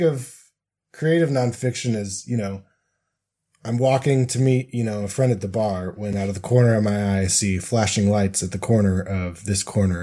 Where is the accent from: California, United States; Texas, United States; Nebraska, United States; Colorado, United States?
Colorado, United States; now in Salt Lake City, United States; growing up in Colorado